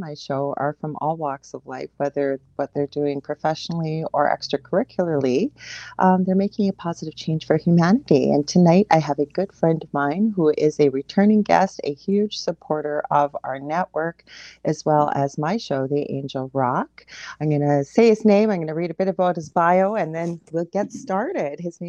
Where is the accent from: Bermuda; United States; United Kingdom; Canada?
Canada; I'm a Canadian clairvoyant medium